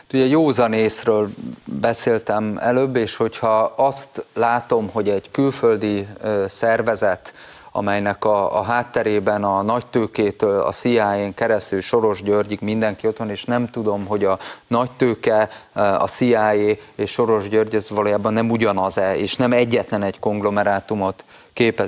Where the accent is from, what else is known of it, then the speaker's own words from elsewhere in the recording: Szombathely, Vas, Hungary; moved away; also born or lived in Budapest; szülővárosomban is, szombathelyen is